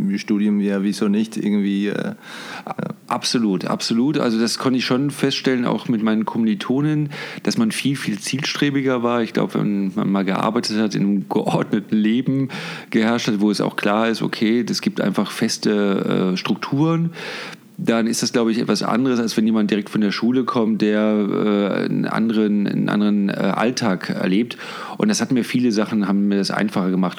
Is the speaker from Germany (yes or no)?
yes; Cologne, North Rhine-Westphalia, Germany; moved away as an adult; now in Munich, Germany; ich bin wirklich in Köln geboren und äh, dort auch aufgewachsen